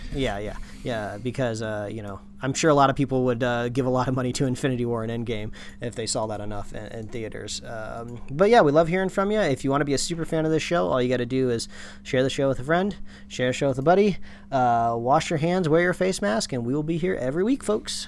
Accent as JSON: {"language": "English", "region": "Midwest", "country": "United States", "tie": "born or raised there", "moved": "yes", "lives_now": "West Coast, United States", "said": "All the WalMarts that I grew up with back in the Midwest"}